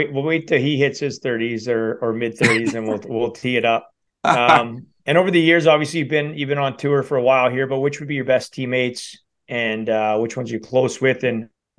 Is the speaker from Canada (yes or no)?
yes; Canada; as a Canadian